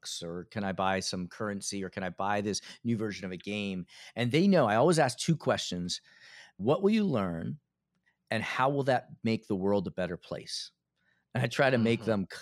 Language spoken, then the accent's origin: English; Philadelphia, Pennsylvania, United States; now in Connecticut, United States; I was born in Philadelphia. Yeah. I grew up in Philadelphia.